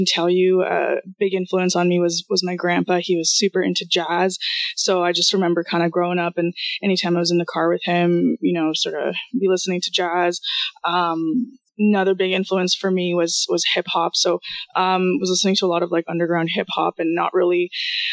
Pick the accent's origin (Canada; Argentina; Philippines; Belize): Canada; Toronto, Ontario; first language Russian; also born or lived in Kyiv, Ukraine / Israel; I'm actually from Ukraine, from Kiev in Ukraine. Came to Canada with my mom when I was around 4, so pretty much grew up here, but spoke Russian in the house